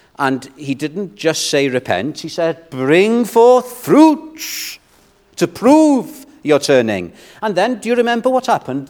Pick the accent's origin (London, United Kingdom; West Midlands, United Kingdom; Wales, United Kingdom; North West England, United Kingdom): Wales, United Kingdom; I'm a Welshman